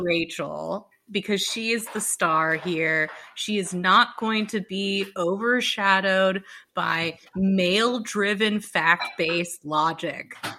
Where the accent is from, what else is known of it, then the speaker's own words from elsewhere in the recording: Dallas, Texas, United States; I'm from Dallas